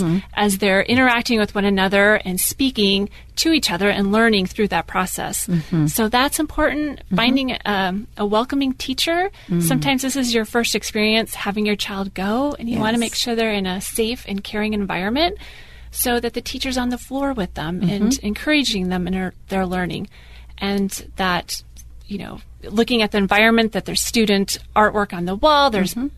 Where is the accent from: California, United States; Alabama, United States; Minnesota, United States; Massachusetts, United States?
Minnesota, United States; moved away as an adult; also born or lived in Texas; we're originally from Minnesota.